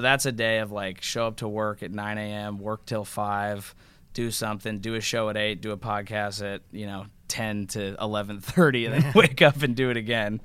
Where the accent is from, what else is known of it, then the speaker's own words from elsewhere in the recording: Bay Area, California, United States; we're all from the Bay Area